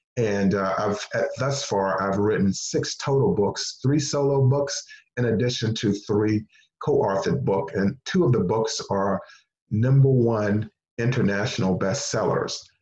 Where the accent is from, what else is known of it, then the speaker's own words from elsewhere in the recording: Henderson, North Carolina, United States; moved away; the school system where I grew up in Henderson, North Carolina